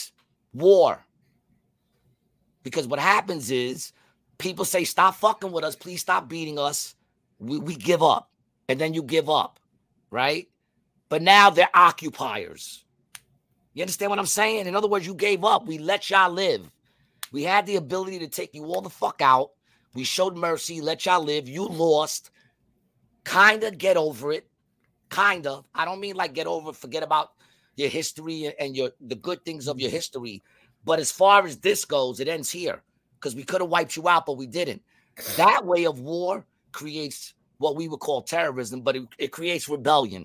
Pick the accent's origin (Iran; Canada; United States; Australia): United States; New York; I'm from New York